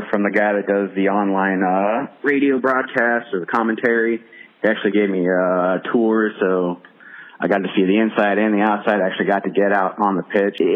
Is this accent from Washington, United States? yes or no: no; Columbus, Ohio, United States; I'm from Columbus, Ohio.